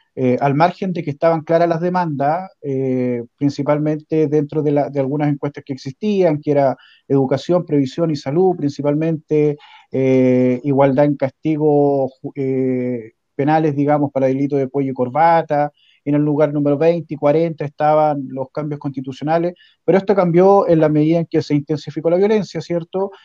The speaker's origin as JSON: {"language": "Spanish", "town": "Puyehue", "region": "Los Lagos", "country": "Chile", "tie": "born or raised there", "lives_now": "Osorno, Chile", "said": "crecí en Puyehue"}